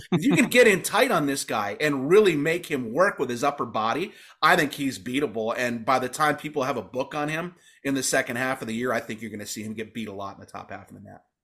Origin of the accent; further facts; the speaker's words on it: Calumet, Michigan, United States; I grew up in Calumet, uh, about two blocks from the Calumet Armory